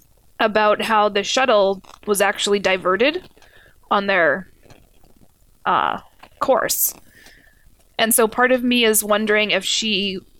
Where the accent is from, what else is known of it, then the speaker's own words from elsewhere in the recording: Canada; we're Canadian